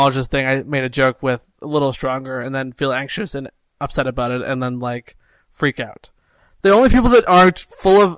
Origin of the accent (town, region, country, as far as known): Canada